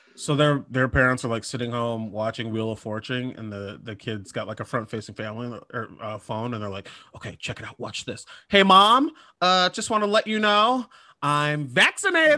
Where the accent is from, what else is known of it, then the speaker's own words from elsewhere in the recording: Minnesota, United States; I'm from Minnesota